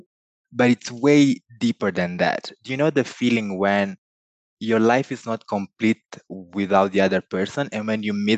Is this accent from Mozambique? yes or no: yes; Mozambique; first language Portuguese; English is a second language; I was born in Mozambique in sub-Saharan Africa.